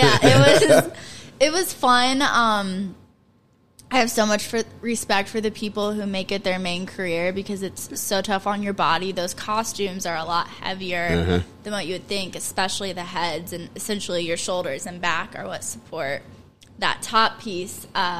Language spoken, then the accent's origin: English; Gas City, Indiana, United States; moved away as an adult; also born or lived in Marion, Indiana; now in New York, United States; I am from Marion. Well, originally Gas City, mm-hmm. I guess. I lived in Gas City probably until middle school